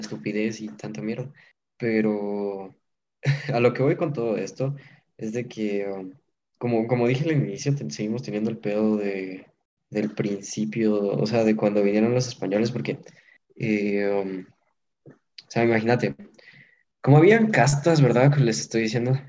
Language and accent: Spanish; Guatemala; nosotros no nos identificamos solo como guatemaltecos